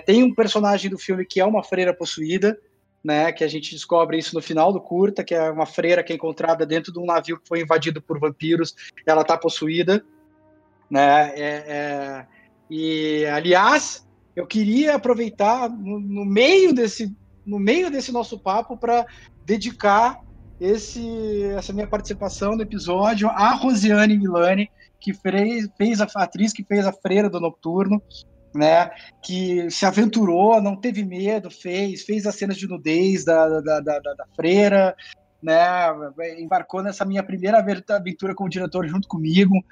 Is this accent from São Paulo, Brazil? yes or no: no; Porto Alegre, Rio Grande do Sul, Brazil; uma cidade do lado de Porto Alegre, onde eu cresci